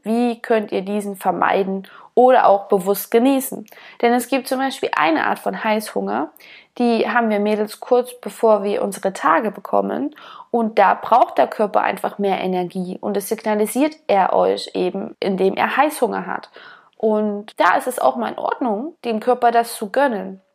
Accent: eastern Germany, Germany; Ich bin auf dem Dorf aufgewachsen und bin immer draußen rumgestromert, wie wir im Osten so schön sagen

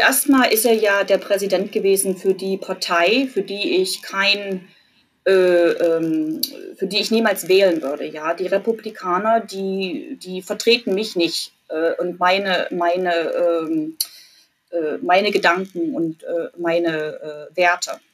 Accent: Jena, Thuringia, Germany; moved away as an adult; also born or lived in Mülheim an der Ruhr, Germany; now in Cleveland, United States; ich komme aus Jena in Thüringen

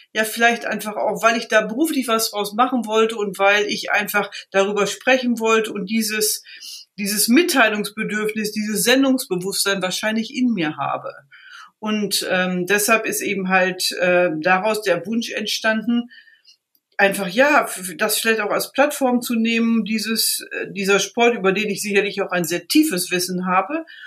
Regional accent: Riesenbeck, North Rhine-Westphalia, Germany; ich komme aus einer klassischen Reitsportfamilie, komme aus dem Ort Riesenbeck

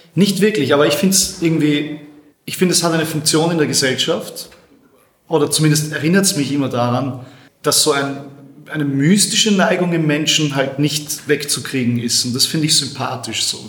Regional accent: Austria; Bei uns in Österreich

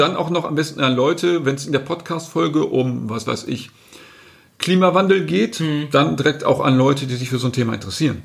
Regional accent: North Rhine-Westphalia, Germany; ich bin aus Westfalen

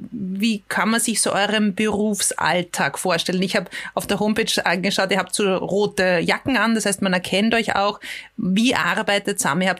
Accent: Vienna, Austria; habe ich mir schon als Wiener Bürgerin öfter mal gedacht, die lungern herum, konsumieren hier und niemand kümmert sich drum.

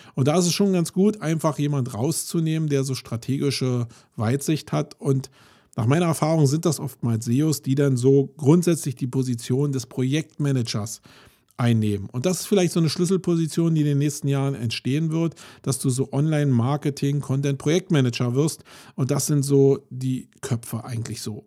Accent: Germany; wir uns als Deutsche

